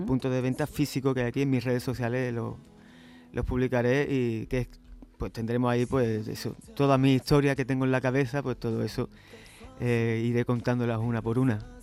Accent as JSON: {"language": "Spanish", "town": "Chiclana de la Frontera", "region": "Andalusia", "country": "Spain", "said": "en mi tierra, en Chiclana, de la frontera"}